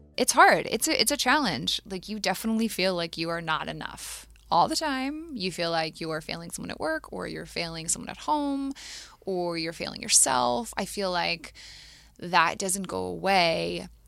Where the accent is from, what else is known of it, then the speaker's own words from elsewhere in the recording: Matthews, North Carolina, United States; I grew up in Matthews, North Carolina, outside of Charlotte.